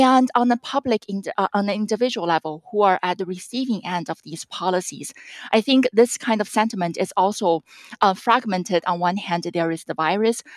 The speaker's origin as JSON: {"language": "English", "region": "central eastern China", "country": "China", "tie": "born or raised there", "moved": "yes", "said": "And my hometown, I grew up in the medium-sized city in central eastern China."}